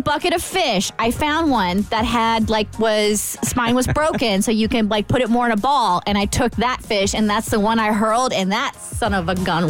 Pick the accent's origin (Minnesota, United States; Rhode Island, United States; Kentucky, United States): Kentucky, United States; Lexington; moved away; I am from Lexington like her